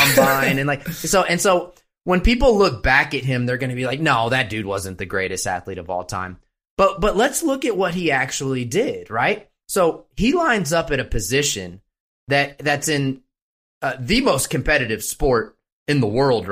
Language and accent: English; Texas, United States; I was born and raised in Texas